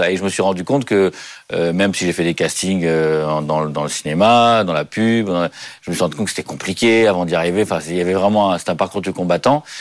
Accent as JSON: {"language": "French", "town": "Paris", "region": "Île-de-France", "country": "France", "tie": "born or raised there", "said": "Oui, bah, je suis à Paris, j'ai jamais bougé de Paris, donc en même temps c'est assez simple, il n'y a pas de, eu beaucoup de voyages."}